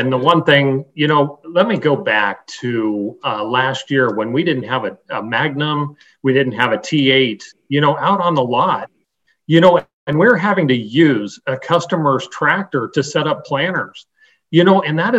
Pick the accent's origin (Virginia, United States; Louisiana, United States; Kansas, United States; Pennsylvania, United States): Kansas, United States; Western; I came from Western Kansas. I grew up on a farm